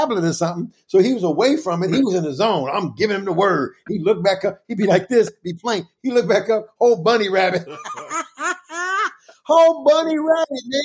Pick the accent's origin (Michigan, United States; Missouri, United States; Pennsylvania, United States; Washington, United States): Missouri, United States; Kansas City; the church where I grew up at in Kansas City